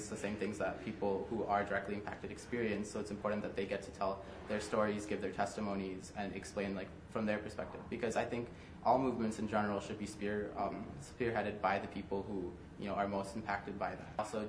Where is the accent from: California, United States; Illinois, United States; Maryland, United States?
Illinois, United States; Palatine; I am from Palatine, Illinois.